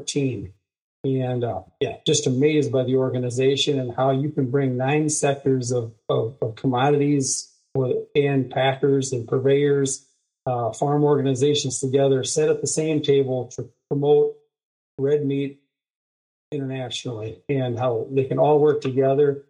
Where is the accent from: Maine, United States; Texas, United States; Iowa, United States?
Iowa, United States; Rock Rapids; I'm a farmer from Northwest Iowa, Rock Rapids, Lyon County. I was raised on a farm